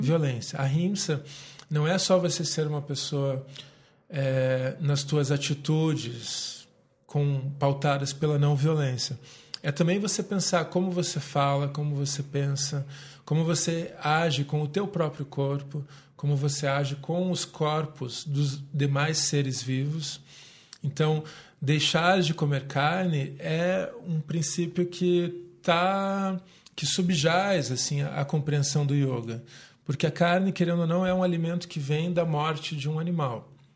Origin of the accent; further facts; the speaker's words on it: Curitiba, Paraná, Brazil; sou nascido aqui em Curitiba